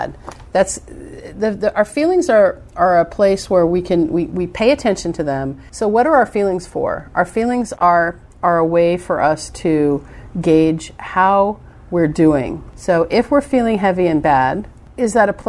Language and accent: English; United States